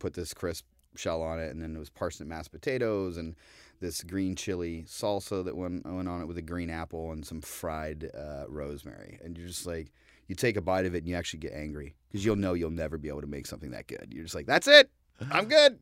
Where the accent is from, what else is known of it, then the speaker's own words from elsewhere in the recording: Ohio, United States; now in New York, United States; coming from the Midwest, you know, I'm from Ohio